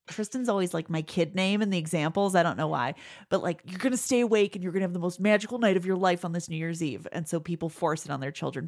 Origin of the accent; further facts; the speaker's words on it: Midwest, United States; I refer to it as my Midwest